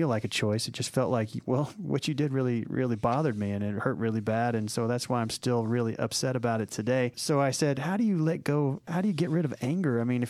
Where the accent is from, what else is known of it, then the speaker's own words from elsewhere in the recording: Oklahoma City, Oklahoma, United States; now in Atlanta, United States; I remember when I first moved to Atlanta, I came from Oklahoma City, which is, it's not really a large city, maybe a few 100,000 people there.